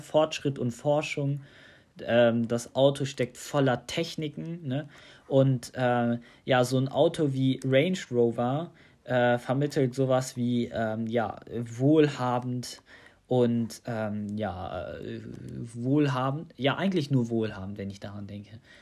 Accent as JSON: {"language": "German", "country": "Tunisia", "moved": "yes", "lives_now": "Germany", "said": "in Tunesien, in meiner Heimat"}